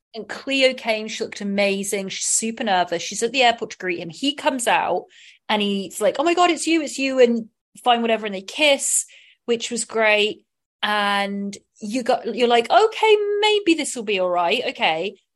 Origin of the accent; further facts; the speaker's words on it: southern England, United Kingdom; accent: southern English; now in United States; I have a southern